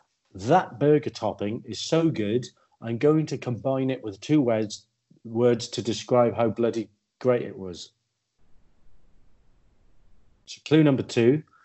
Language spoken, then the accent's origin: English; Welsh, Wales, United Kingdom; I watch Wales because I'm Welsh.